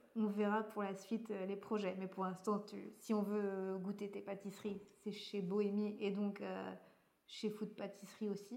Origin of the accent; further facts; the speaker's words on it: Breton, Brittany, France; c'est en tant que bretonne